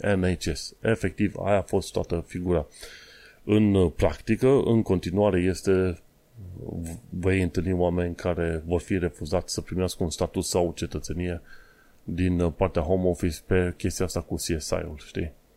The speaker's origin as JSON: {"language": "Romanian", "country": "Romania", "moved": "yes", "lives_now": "London, United Kingdom", "said": "sunt român"}